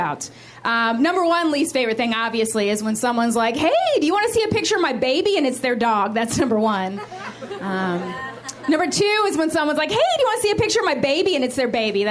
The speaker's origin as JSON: {"language": "English", "region": "West Virginia", "country": "United States", "said": "I am here from West Virginia"}